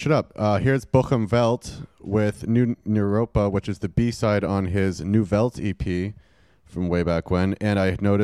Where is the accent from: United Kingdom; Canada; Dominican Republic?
Canada; I'm also Canadian